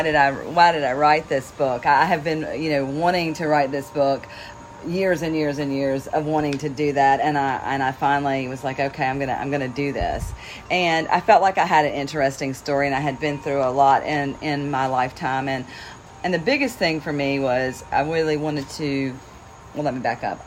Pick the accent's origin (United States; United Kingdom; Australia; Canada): United States; North Carolina; now in York, United States; as you can probably tell, I'm originally from North Carolina, but I live in Pennsylvania.